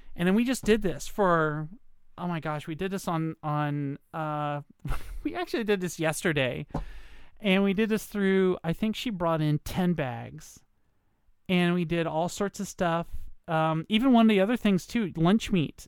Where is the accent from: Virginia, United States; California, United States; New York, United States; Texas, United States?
Virginia, United States; moved away; I'm in Virginia. Uh, I came to my home state, um, in order to take care of my mom